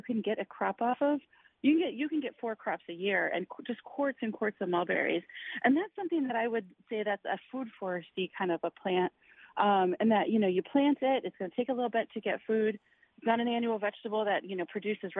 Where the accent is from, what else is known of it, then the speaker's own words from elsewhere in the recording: Wisconsin, United States; now in Florida, United States; I grew up in Wisconsin, where there are farms everywhere